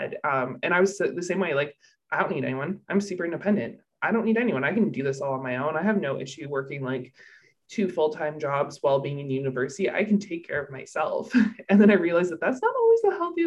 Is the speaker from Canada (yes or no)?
yes; Canada; I'm Canadian